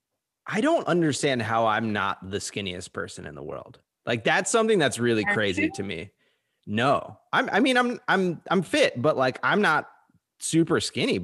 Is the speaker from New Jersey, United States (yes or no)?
yes; New Jersey, United States; I'm from Jersey.